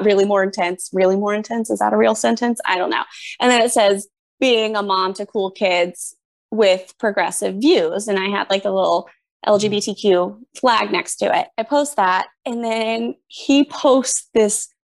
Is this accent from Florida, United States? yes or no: yes; Winter Haven, Florida, United States; now in Lake Mary, United States; I live in Lake Mary, but I grew up in Winter Haven.